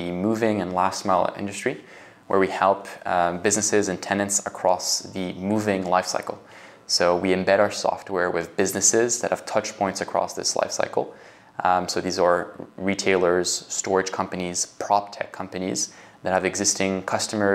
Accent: Geneva, Switzerland; moved away as an adult; now in Canada; I'm originally from Geneva, Switzerland

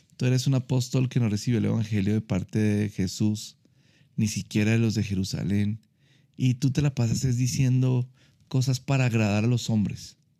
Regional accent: Colombia; yo puedo seguir siendo colombiano, puedo seguir, me puede seguir gustando el ajiaco

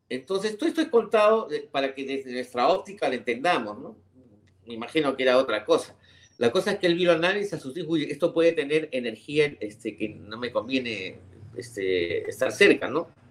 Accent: Peru

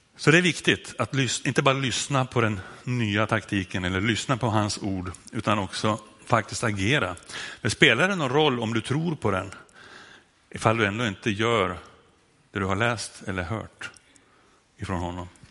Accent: Sundsvall, Västernorrland County, Sweden; Här har jag dialektalt problem, därför att jag kommer från Sundsvall och där när jag säger lugn så låter det som med ö

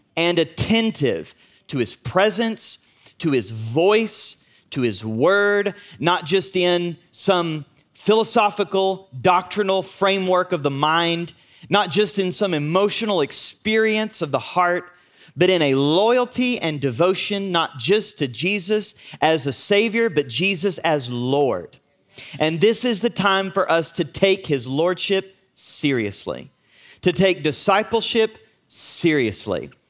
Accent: United States; we're from Southern Oklahoma, Northern Texas

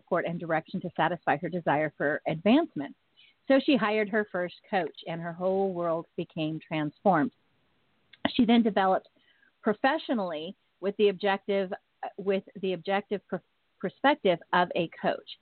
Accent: Northern California, United States; being born and raised in Northern California

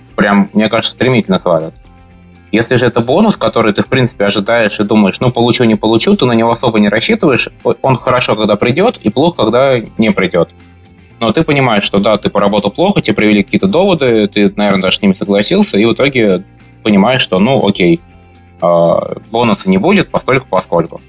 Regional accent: Moscow, Russia; moved away as an adult; now in Amsterdam, Netherlands; я родился, вырос в Москве

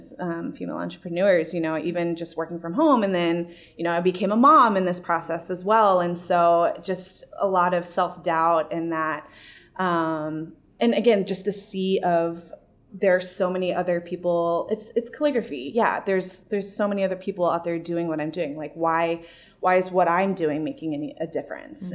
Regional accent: San Antonio, Texas, United States; also born or lived in Columbia, Missouri / Denver; now in St. Louis, United States; I'm from San Antonio and, I love my hometown

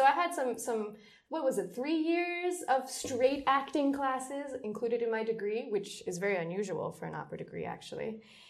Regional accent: New York, United States; moved away as an adult; now in Berlin, Germany; Let's do the short version. I'm an opera singer. I'm from New York, USA, and I've lived in Berlin, Germany for almost 6 years.

